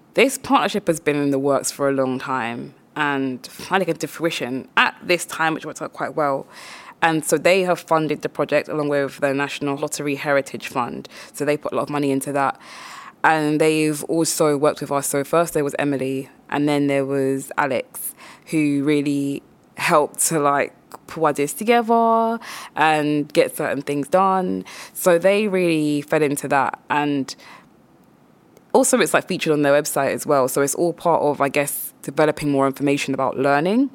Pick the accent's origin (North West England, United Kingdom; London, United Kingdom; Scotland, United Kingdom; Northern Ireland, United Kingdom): London, United Kingdom; Croydon; also born or lived in Caribbean; I am from the Caribbean, but also I'm from Croydon